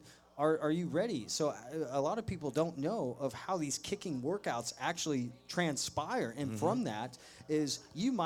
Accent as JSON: {"language": "English", "town": "Dallas", "region": "Texas", "country": "United States", "said": "I am from Dallas"}